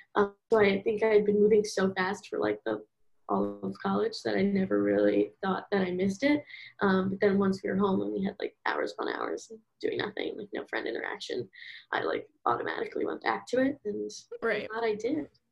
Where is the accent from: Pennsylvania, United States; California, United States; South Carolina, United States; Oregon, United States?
Pennsylvania, United States; Philadelphia; moved away as an adult; now in St. Louis, United States; I'm from Philadelphia and I am 20 right now. I'm currently in school. WashU, St. Louis.